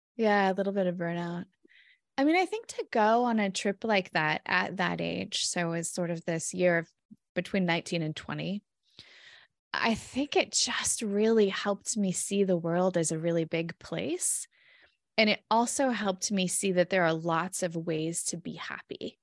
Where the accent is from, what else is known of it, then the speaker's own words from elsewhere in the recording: California, United States; moved away as an adult; now in Minnesota, United States; born and raised in California